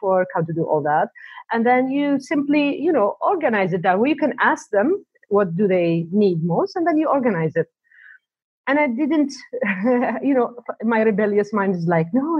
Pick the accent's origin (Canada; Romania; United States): Canada; also born or lived in Saudi Arabia / Montreal; now in Toronto, Canada; I was born in Saudi Arabia, and then I moved to Canada back home